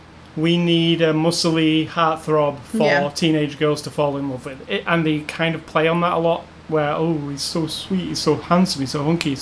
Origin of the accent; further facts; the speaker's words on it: England, United Kingdom; We're the English.